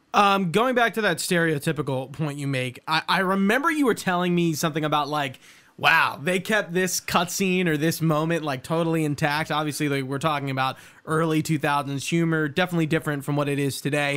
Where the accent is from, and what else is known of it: Delaware County, Pennsylvania, United States